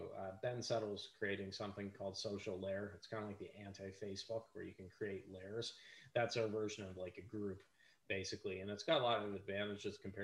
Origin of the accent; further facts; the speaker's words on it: Canada; I'm Canadian